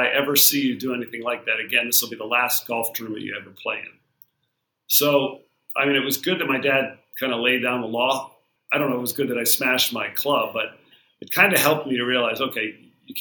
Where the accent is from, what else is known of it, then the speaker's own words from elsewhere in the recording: Barrington, Rhode Island, United States; I grew up in Rhode Island, not far from where you are, about an hour south in a little town called Barrington